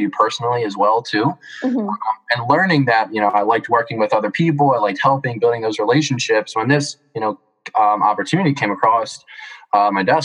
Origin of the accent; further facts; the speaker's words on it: Philadelphia, Pennsylvania, United States; I'm from Philly. So, you know, I'm a Philly boy through and through, actually in the city